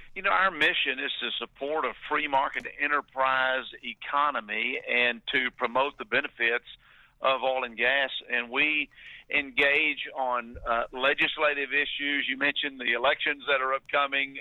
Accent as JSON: {"language": "English", "town": "Palestine", "region": "Texas", "country": "United States", "tie": "born or raised there", "said": "I grew up in East Texas"}